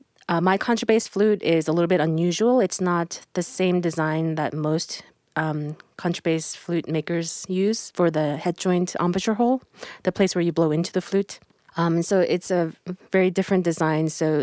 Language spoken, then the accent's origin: English; San Francisco Bay Area, California, United States; And I am from the San Francisco Bay Area, and I live near San Jose, California right now.